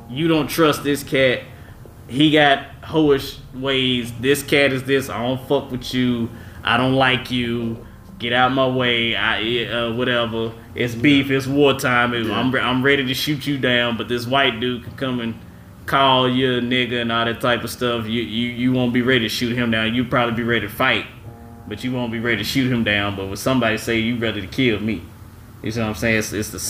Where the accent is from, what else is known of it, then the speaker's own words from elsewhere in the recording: Dallas, Texas, United States; I was raised here in Dallas